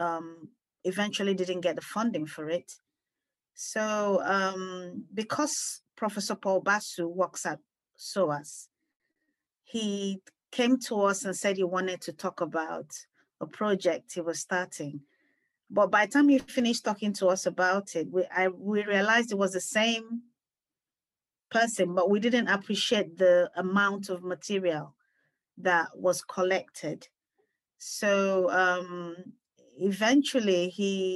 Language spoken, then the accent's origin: English; Enugu, Enugu State, Nigeria; now in London, United Kingdom; I was born in England, in London here, but grew up in Enugu, Nigeria. So we moved back to Nigeria when I was about 6 years old